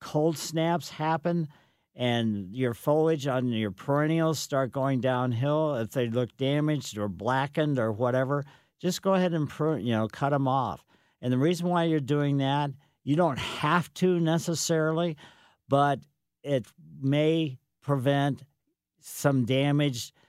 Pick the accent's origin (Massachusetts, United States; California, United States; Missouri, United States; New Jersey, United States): Missouri, United States; Ellisville; I grew up in Ellisville on Maple Lane